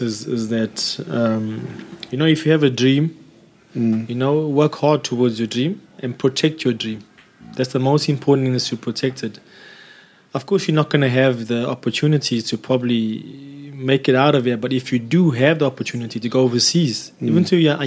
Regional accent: South Africa; moved away; also born or lived in Germany; my home country

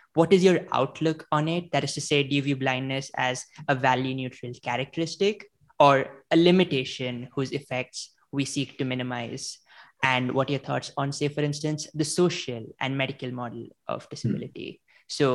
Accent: India; moved away as an adult; now in United States; If the accent doesn't already give it away, I come from India.

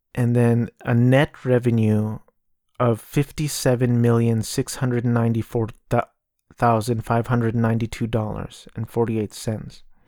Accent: Southern California, United States; I grew up in Southern California

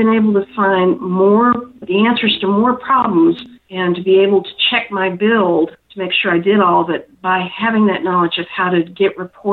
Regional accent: North Carolina, United States; moved away; I'm originally from North Carolina.

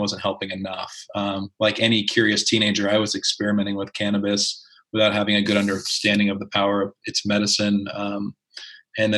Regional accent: East Coast, United States; I grew up on the East Coast in a state that didn't really allow that.

